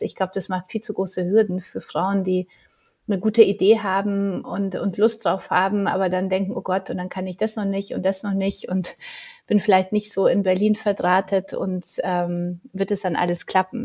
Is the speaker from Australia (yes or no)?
no; Poland; Ich bin ja Polin